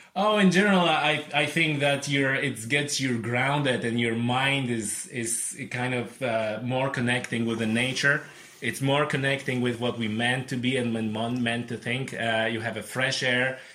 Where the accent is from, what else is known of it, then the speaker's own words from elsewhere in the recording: Poland; English is a second language; moved away as an adult; now in Ireland; I'm originally came from Poland, uh, but it's my 11th year in Ireland this year